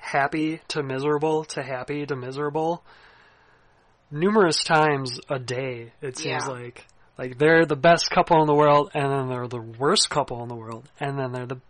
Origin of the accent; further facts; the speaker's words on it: United States; being American